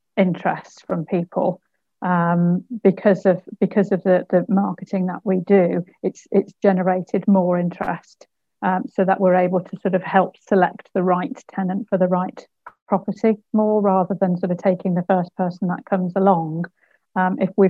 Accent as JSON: {"language": "English", "town": "Bridgnorth", "region": "West Midlands", "country": "United Kingdom", "tie": "born or raised there", "said": "I grew up in Bridgnorth. I don't live there now"}